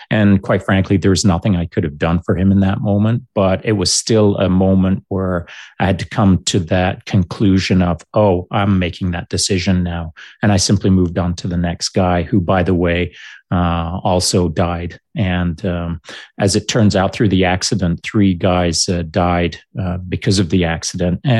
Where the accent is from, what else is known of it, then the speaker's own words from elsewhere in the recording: Grande Cache, Alberta, Canada; I was lucky that when I was growing up in Grande Cache, my dad had um, not insisted, but encouraged me